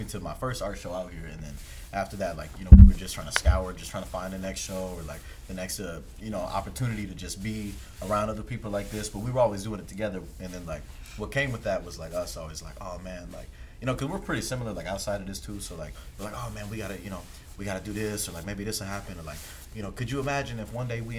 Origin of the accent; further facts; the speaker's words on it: Maryland, United States; also born or lived in North Carolina; I'm also like from the East Coast, Maryland, DMV, moved here from North Carolina, Fort Bragg back in 07.